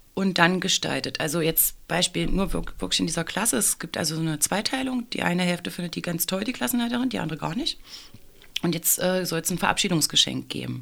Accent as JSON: {"language": "German", "region": "Saxony-Anhalt", "country": "Germany", "moved": "as an adult", "lives_now": "Leipzig, Germany", "said": "Ich bin tatsächlich eine Wahlleipzigerin. Ich komme ursprünglich aus dem Sachsen-Anhaltinischen und bin aber gleich nach dem Abitur nach Leipzig gekommen"}